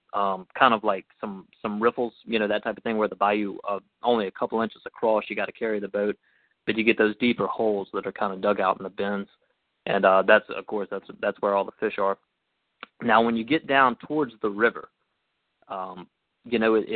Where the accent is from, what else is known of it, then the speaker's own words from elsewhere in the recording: St. Francisville, Louisiana, United States; also born or lived in Baton Rouge, Louisiana; I grew up in Baton Rouge. My family moved here when I was just a kid, so I grew up, went to school in San Francisville.